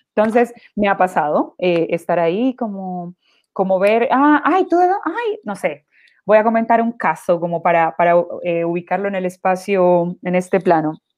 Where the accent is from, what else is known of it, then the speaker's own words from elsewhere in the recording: Quibdó, Chocó, Colombia; moved away as an adult; now in Chile; la ciudad que soy yo, en, en, Colombia, que es Quibdó, que es el Pacífico colombiano